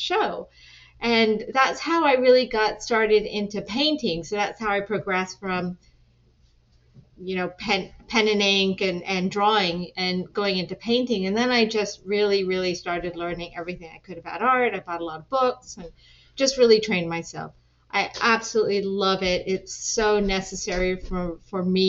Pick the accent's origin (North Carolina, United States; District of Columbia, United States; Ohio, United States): District of Columbia, United States; Washington; also born or lived in England / East End, London / Pakistan (ancestry); grew up here in the DC area for most of my life.